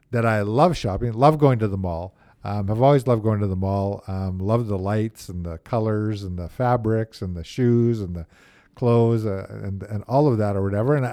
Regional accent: Manitoba, Canada; born or raised there; also born or lived in Milton, Nova Scotia

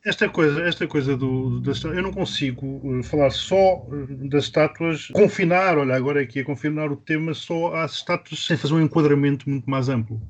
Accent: Maputo, Mozambique; now in Portugal; a cidade onde eu nasci, Lourenço Marques, passou a chamar-se Maputo

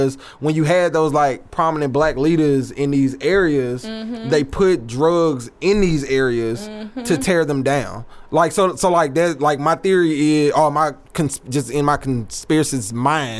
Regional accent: Alexandria, Louisiana, United States; moved away; I was born and raised in the Sonya Quarters of Alexandria, Louisiana

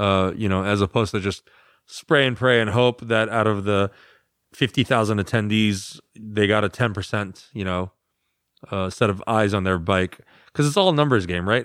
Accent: United States; I'm the American

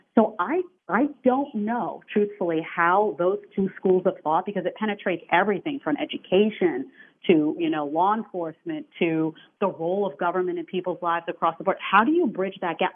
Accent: New York City, New York, United States; I come from New York City

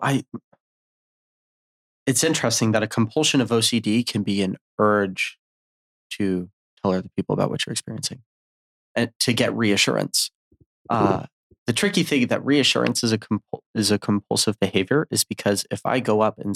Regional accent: Virginia, United States; also born or lived in Utah; When I moved from Utah, I had gone back home to Virginia

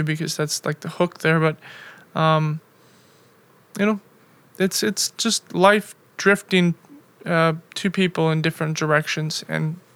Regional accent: Bismarck, North Dakota, United States; moved away as an adult; also born or lived in Milwaukee / Chicago / Europe; originally I am from North Dakota.

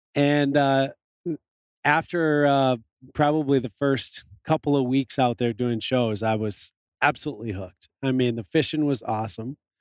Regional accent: Michigan, United States; moved away as an adult; also born or lived in Montana; I grew up in Michigan

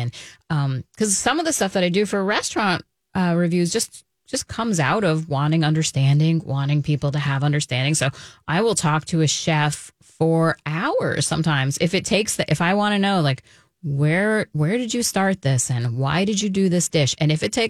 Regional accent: Manhattan, New York, United States; now in Minnesota, United States; I came from Manhattan to Minnesota.

